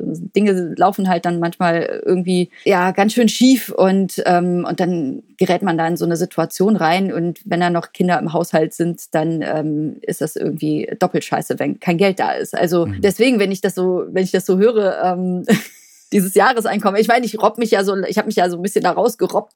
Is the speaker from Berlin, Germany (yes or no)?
no; Cologne, North Rhine-Westphalia, Germany; als Kölner